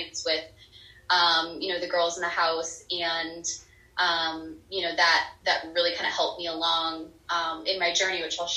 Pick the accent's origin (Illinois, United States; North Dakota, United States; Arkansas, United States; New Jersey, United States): North Dakota, United States; moved away as an adult; now in Phoenix, United States; I am originally from North Dakota. I grew up there. I lived there for about 28 years of my life.